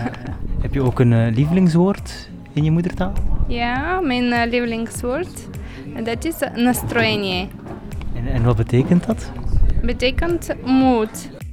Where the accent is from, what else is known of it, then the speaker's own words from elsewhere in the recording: Kosovo; first language Albanian; Dutch is a second language; moved away as an adult; now in Belgium; Ik was 27 toen ik in België kwam. Dus ik heb mijn lagere school, middelbare studies in Kosovo afgerond